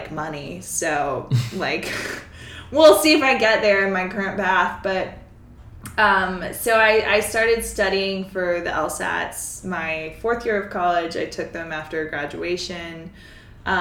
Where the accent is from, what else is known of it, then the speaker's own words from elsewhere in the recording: Mississippi, United States; moved away; I'm from Mississippi.